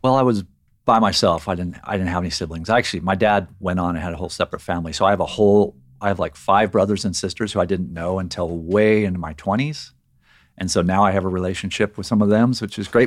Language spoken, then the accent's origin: English; Riverside, California, United States; I grew up in Riverside, California, which is on the, in the Inland Empire in, here in California, in Southern California.